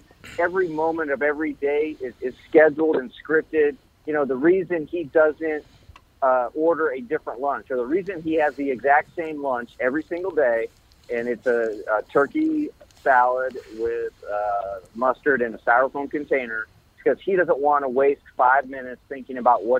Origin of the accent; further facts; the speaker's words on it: Nebraska, United States; so growing up in Nebraska, I thought Nebraska had the most rabid fan base.